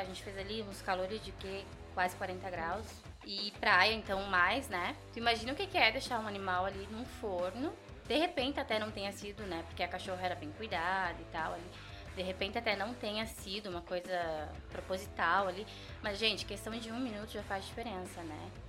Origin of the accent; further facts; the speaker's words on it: Brazil; fui criada ali em Panceretã, tá? E meu avô tinha animais